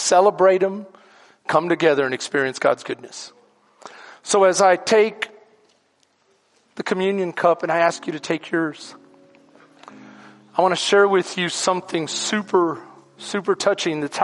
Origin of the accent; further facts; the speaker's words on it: Houston, Texas, United States; now in Bastrop, United States; I'm Second Ward